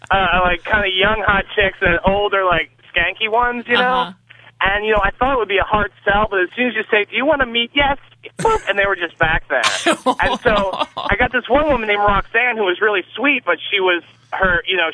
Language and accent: English; Camp Hill, Pennsylvania, United States; when I was growing up in Camp Hill, Pennsylvania